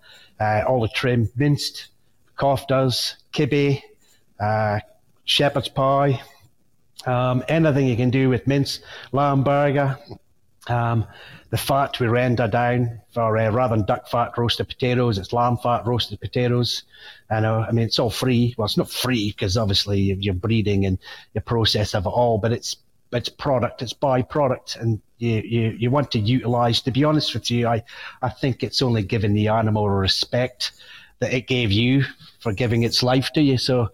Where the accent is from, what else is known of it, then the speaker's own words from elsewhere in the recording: Scotland, United Kingdom; because, well, being a Scotsman, it's something we love